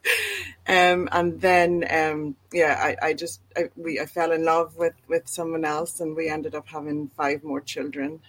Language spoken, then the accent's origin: English; Ireland; moved away as an adult; now in Australia; I'm from Ireland, so we moved to Australia two and a half years beforehand